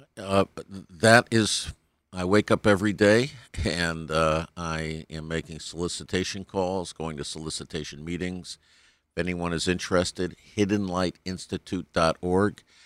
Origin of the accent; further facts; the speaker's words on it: New Haven, Connecticut, United States; now in Colorado, United States; I'm from New Haven originally, New Haven, Connecticut, but last twenty years I've been in Colorado.